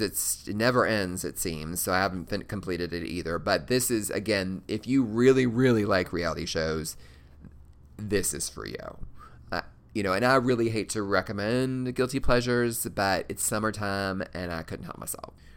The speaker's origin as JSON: {"language": "English", "region": "Kentucky", "country": "United States", "said": "I'm clearly from Kentucky"}